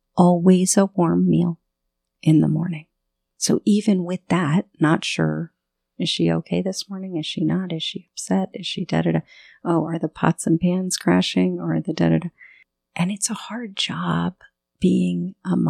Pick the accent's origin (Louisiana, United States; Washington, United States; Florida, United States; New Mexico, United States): Florida, United States; southern; I grew up in southern Florida